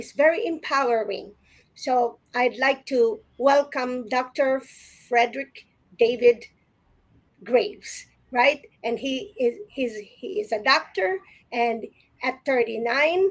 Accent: Philippines; growing up in the Philippines, I grew up with a lot of lawyer friends

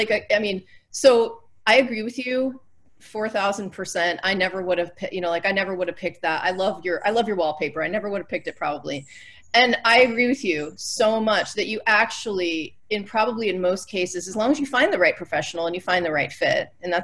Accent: Northeast, United States; I grew up in the Northeast

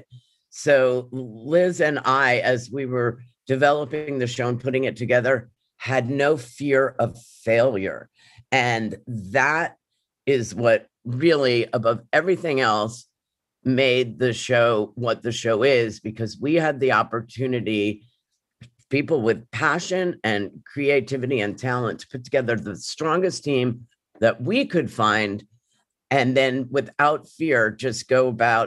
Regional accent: New York City, New York, United States; I grew up in New York City

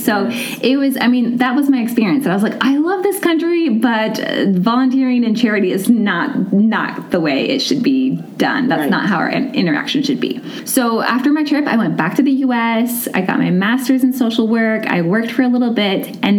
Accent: Indiana, United States; I grew up in Indiana my whole life

